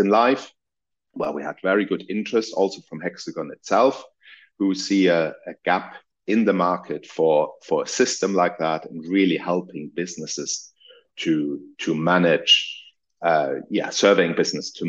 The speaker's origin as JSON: {"language": "English", "country": "Germany", "also_born_or_lived": "Munich, Germany / United Kingdom", "moved": "as an adult", "said": "I'm originally from Germany."}